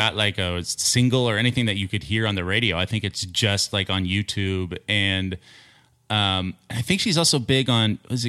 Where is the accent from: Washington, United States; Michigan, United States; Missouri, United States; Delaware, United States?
Missouri, United States; Kansas City; Kansas City.